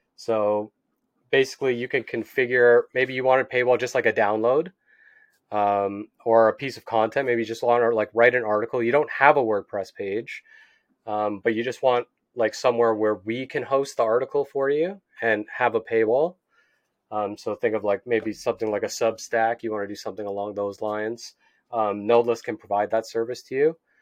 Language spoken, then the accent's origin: English; Canada; I'm from Canada